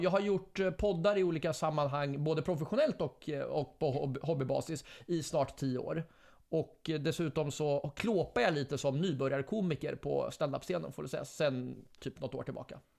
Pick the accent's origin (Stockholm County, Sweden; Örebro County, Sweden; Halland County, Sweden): Örebro County, Sweden; Fällingsbro; jag är från Fällingsbro, man fick alltid smeknamn, alla, ett nytt smeknamn varje vecka